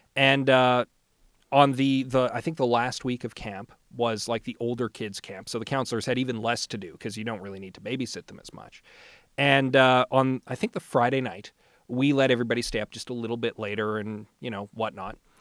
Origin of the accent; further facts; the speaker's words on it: St. Albert, Alberta, Canada; I was raised in St. Albert, so I'm fairly familiar with the uh, with the neighborhood